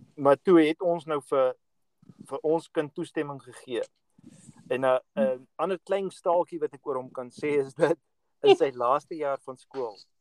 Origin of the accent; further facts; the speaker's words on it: South Africa; moved away as an adult; now in United States; ons wat groot geword het in Suid-Afrika